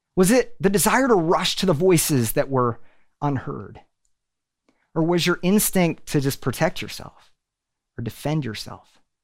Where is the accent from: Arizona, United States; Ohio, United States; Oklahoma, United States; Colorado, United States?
Oklahoma, United States; Tulsa; moved away as an adult; now in Nashville, United States; We are originally from Tulsa